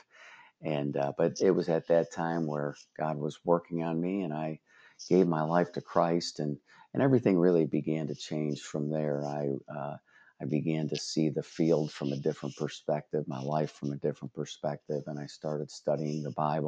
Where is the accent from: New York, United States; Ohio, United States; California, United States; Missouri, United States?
Ohio, United States; Brook Park; I grew up in Brook Park, Ohio, and I was the oldest of 3 boys